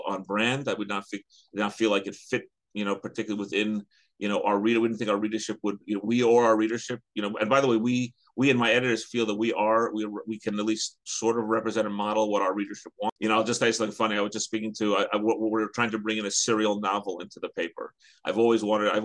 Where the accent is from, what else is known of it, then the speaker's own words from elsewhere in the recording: New York City, New York, United States; now in Teaneck, United States; the community I grew up in Queens, which doesn't really exist anymore